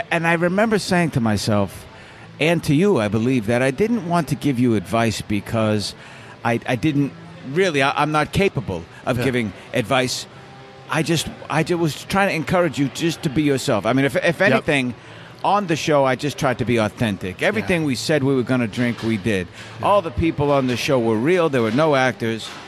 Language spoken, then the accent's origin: English; Boston, Massachusetts, United States; now in Phoenix, United States; I was born and raised in South Boston, Massachusetts